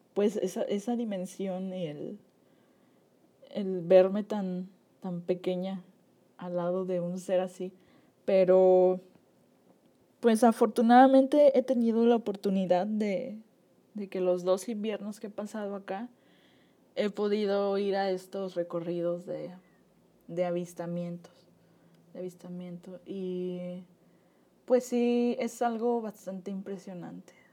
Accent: Nayarit, Mexico; mi juventud previa a la universidad, pues viví, crecí en Nayarit

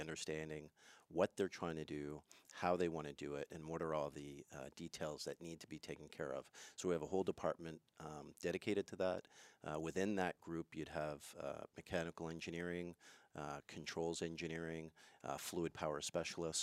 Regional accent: Montreal, Quebec, Canada; moved away; I'm originally from Montreal, so I speak French mm. a little bit

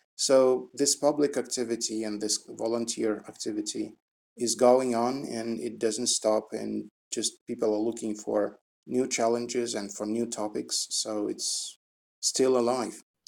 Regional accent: Russia; English is a second language; now in Moscow, Russia; I was born in Russia and now it's Moscow outside

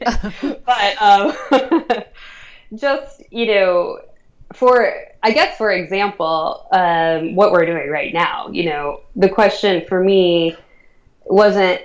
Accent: Northern Virginia, United States; growing up in Northern Virginia, which is where I grew up.

